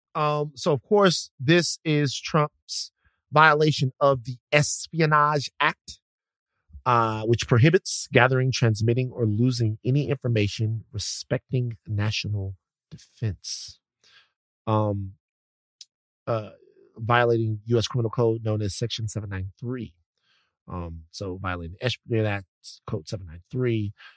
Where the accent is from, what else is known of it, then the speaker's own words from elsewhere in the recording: Baton Rouge, Louisiana, United States; moved away; I'm from Baton Rouge